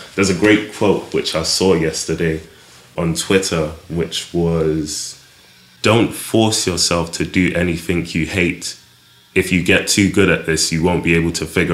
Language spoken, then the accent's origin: English; London, United Kingdom; also born or lived in Clapham; I grew up in Brixton, South London, born in Clapham, kind of stayed around the area.